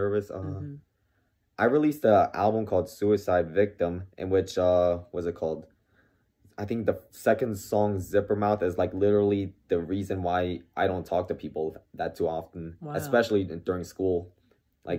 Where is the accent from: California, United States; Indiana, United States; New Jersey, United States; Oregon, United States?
New Jersey, United States; Lakewood; I was born there in 97, October 97